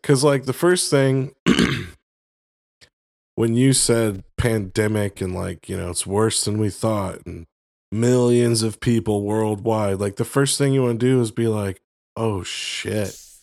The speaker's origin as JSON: {"language": "English", "region": "Florida", "country": "United States", "tie": "born or raised there", "moved": "yes", "said": "I grew up in Florida, uh, uh, for a good part of my life"}